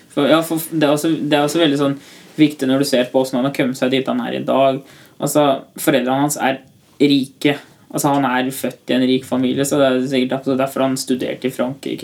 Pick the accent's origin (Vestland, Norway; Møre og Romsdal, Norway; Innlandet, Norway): Innlandet, Norway; Tynset; kommer fra Tynset.